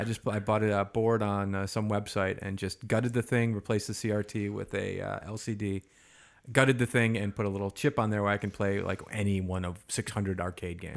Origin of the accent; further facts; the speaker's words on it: Chicago, Illinois, United States; also born or lived in Wisconsin / Boston; now in Los Angeles, United States; I was born in the Midwest, Chicago.